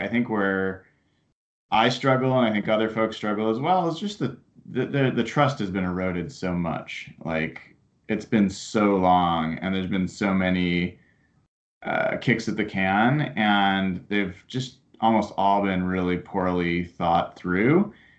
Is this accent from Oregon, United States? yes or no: yes; Portland, Oregon, United States; I grew up down in Portland